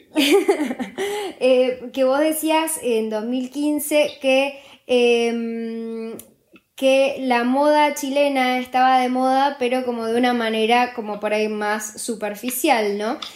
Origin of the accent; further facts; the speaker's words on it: Argentina; now in Uruguay; yo soy de Argentina y en Argentina amamos a, o sea, ahora yo ya soy más uruguaya casi que argentina